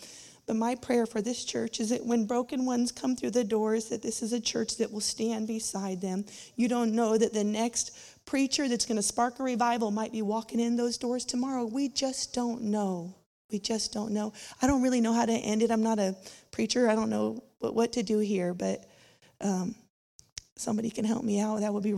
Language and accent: English; Winslow, Arkansas, United States; I grew up in Winslow, Arkansas.